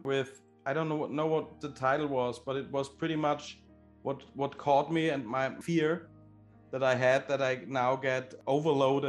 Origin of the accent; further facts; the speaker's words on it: Austria; I am from Austria